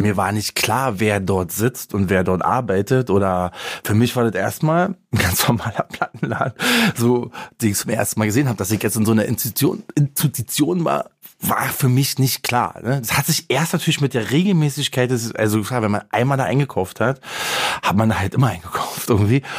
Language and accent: German; Berlin, Germany; der Bezirk, wo ich aufgewachsen bin